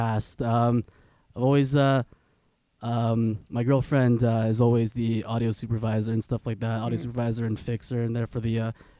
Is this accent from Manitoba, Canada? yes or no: yes; Winnipeg, Manitoba, Canada; like I grew up in the West End, right? Born and bred